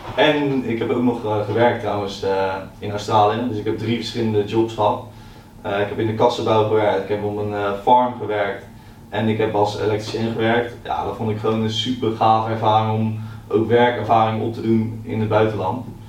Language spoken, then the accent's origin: Dutch; Naaldwijk, South Holland, Netherlands; ik ben heel opgegroeid in uh, Naaldwijk, eh, tussen de kassen.